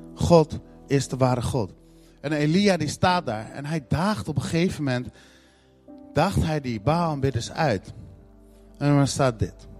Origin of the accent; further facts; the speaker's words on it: Netherlands; En in Nederland zijn we dat niet heel erg gewend